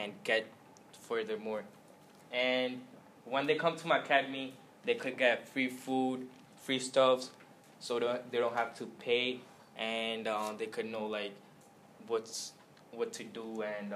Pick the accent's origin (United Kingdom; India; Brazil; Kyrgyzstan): India; now in United States; I born in India, came here 5 years ago, and so I born and raised in India